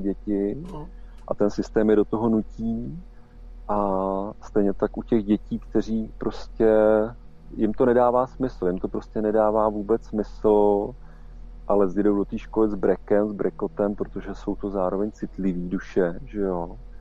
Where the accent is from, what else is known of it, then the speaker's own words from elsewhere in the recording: Czechia; ale my tady máme prostě domácí prostředí a máme naší mentalitu